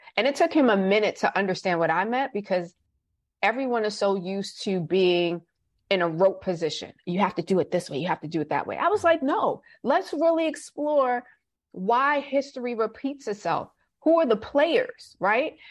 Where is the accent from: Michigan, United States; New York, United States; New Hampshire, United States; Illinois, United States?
New York, United States; New York City; moved away as an adult; now in Georgia, United States; being a New Yorker